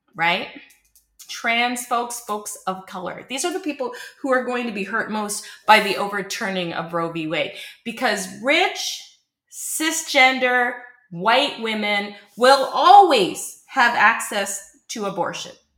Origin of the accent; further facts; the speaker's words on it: Canada; As a Canadian born and raised for the last 50 years, I've lived in Canada